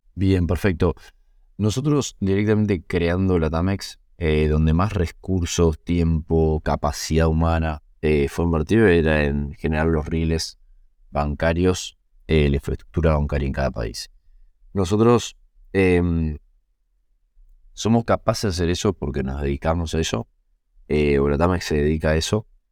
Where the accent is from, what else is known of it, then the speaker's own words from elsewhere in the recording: Argentina; los founders seamos argentinos, eh, o algunos de los founders somos argentinos